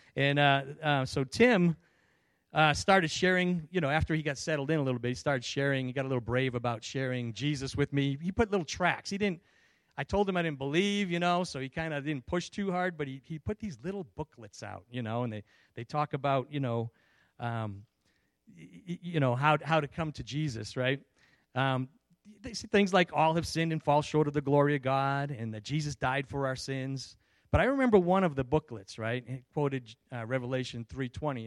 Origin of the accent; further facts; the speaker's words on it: Stoughton, Massachusetts, United States; accent: Boston; moved away as an adult; also born or lived in California; I grew up in Stoughton, Massachusetts. I recently just returned from California, um, and uh, after being gone for like 35 years